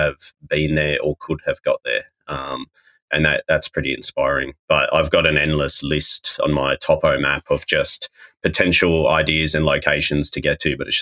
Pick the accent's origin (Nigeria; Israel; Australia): Australia; moved away as an adult; now in New Zealand; I'm from Australia originally, but I fell in love with New Zealand the first time I came here and it felt more like home to me than where home technically was. So I had to move here.